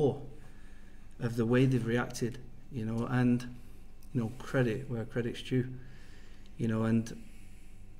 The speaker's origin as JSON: {"language": "English", "region": "England", "country": "United Kingdom", "moved": "as an adult", "said": "I come from England"}